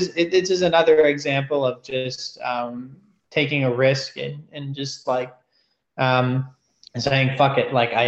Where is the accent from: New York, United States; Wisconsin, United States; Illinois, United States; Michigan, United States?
New York, United States; New York City; moved away as an adult; now in Sydney, Australia; I'm from New York City